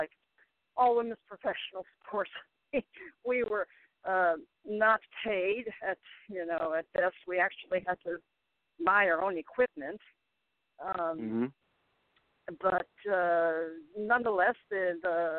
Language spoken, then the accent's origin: English; Chicago, Illinois, United States; moved away as an adult; also born or lived in Kansas; now in Houston, United States; I grew up in Chicago, went to school in Kansas